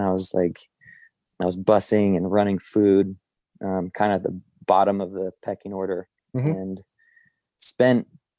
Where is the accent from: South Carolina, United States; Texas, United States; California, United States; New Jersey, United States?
California, United States; Morgan Hill; moved away as an adult; now in Santa Ynez Valley, United States; I grew up in San Jose in a very small town south of there called Morgan Hill.